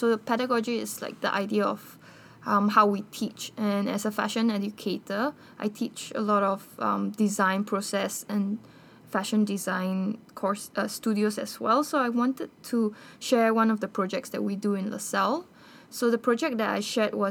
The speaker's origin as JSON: {"language": "English", "country": "Bolivia", "tie": "born or raised there", "moved": "yes", "said": "I'm actually from Bolivia"}